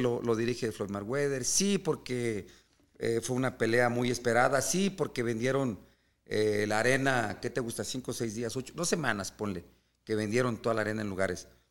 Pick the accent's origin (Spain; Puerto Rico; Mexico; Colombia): Mexico; somos mexicanos